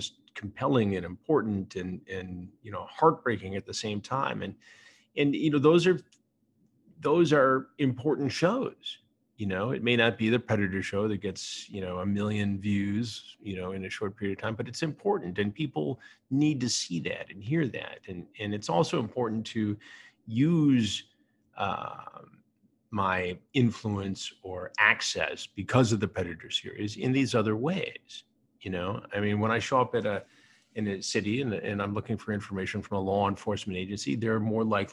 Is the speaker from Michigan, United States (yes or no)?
yes; Michigan, United States; now in New York City, United States; I grew up in Michigan